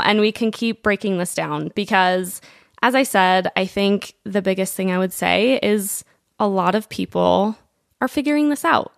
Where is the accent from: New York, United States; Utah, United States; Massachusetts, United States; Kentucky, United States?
Utah, United States; Provo; we grew up in Provo, we all went to high school together